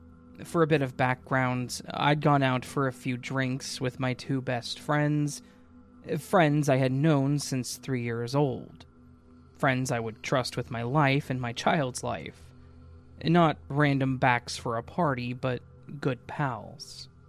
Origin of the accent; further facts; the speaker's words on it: England, United Kingdom; I'm English, and I live in an old Victorian terrace house.